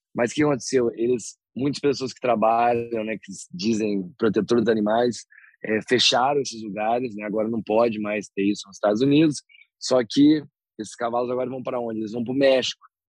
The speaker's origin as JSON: {"language": "Portuguese", "region": "interior of São Paulo", "country": "Brazil", "also_born_or_lived": "Canada", "moved": "yes", "said": "Eu sou do interior de São Paulo"}